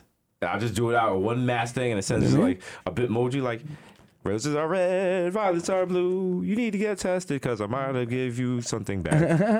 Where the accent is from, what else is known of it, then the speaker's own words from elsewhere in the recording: New York, United States; we're from New York.